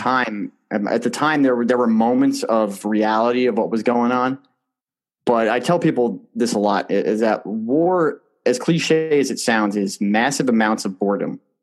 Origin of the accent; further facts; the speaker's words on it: New Jersey, United States; growing up in New Jersey in that community